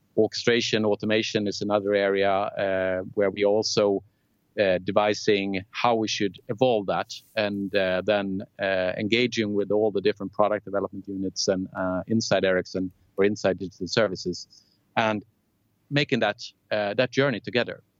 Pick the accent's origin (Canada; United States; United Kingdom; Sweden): Sweden; Lund, Skåne; I was born and raised in Lund, uh, a small university town in, in the south of Sweden, where I also actually lived in the 25 first years of my life.